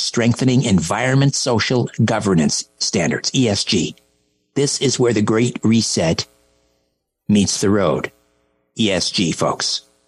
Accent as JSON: {"language": "English", "country": "Canada", "said": "as a Canadian"}